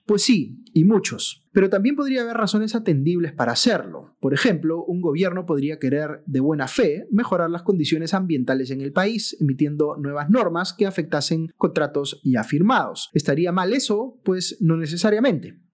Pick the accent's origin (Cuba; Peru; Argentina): Peru